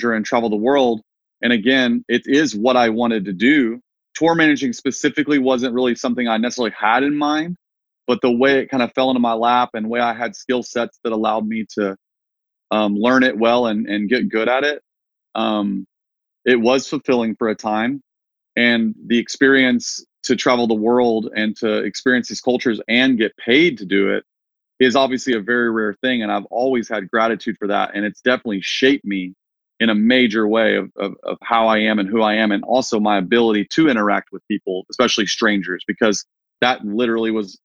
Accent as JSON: {"language": "English", "town": "Wichita Falls", "region": "Texas", "country": "United States", "tie": "born or raised there", "also_born_or_lived": "Nashville, Tennessee", "moved": "as an adult", "said": "my hometown in Texas, shout out Wichita Falls"}